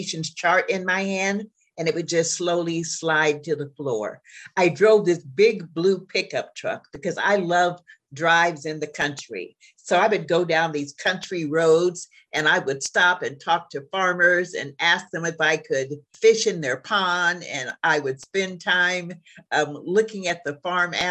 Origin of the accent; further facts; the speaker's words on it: Junction City, Kansas, United States; moved away as an adult; also born or lived in Chicago, Illinois / Missouri; now in Jacksonville, United States; I'm a small town girl, and I was raised in Junction City, Kansas, which is an army town